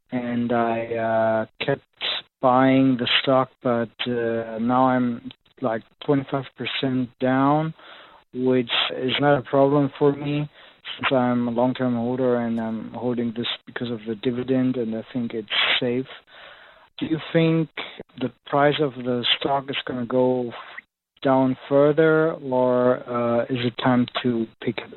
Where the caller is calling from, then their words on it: Germany; from Germany, by the way.